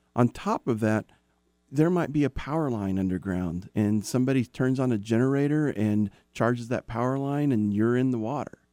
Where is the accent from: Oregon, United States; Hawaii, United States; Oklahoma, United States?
Oklahoma, United States; moved away; also born or lived in Dallas area, Texas; I'm from Oklahoma. So I dealt with tornadoes and I dealt with flash floods on a regular basis